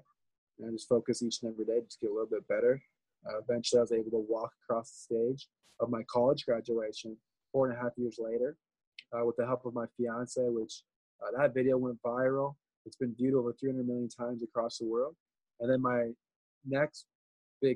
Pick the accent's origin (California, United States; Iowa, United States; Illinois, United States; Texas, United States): Iowa, United States; Des Moines; moved away as an adult; now in Port St. Lucie, United States; I grew up in Des Moines, Iowa. Born and raised